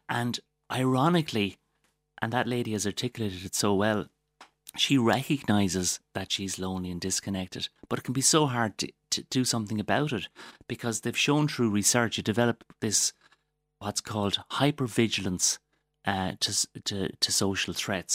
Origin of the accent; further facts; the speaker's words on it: Waterford, Munster, Ireland; I'm, I'm from Waterford. I'm very proud of the place I come from